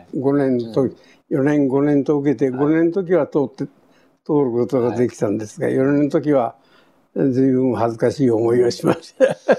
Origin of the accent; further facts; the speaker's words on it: Kure, Hiroshima, Japan; also born or lived in Tokyo / Etajima / Okayama; 小学校入った時は呉で、はい、その今いう江田島の兵学校の小学校へ、はい、三年、2年か3年、うん、2年3年ぐらいに行ったんですね。はいはい、あとは全部呉の学校です